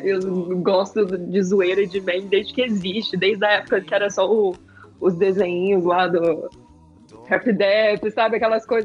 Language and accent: Portuguese; interior of Minas Gerais, Brazil; eu sou do interior de Minas